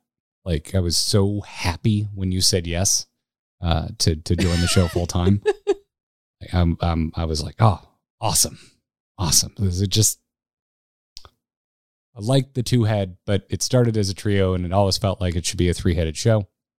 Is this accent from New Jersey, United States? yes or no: no; Florida, United States; I'm from Florida, and it was February in Toronto.